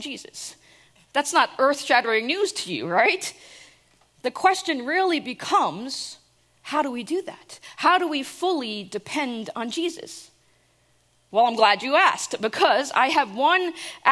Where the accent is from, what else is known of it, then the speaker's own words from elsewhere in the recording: New Jersey, United States; I try to pretend like I'm not from New Jersey